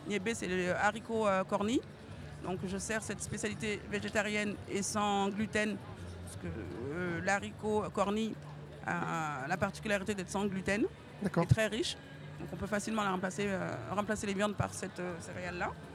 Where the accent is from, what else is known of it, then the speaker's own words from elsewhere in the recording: Lyon, Auvergne-Rhône-Alpes, France; Et puis j'ai grandi à Lyon, donc la Teranga, Lyon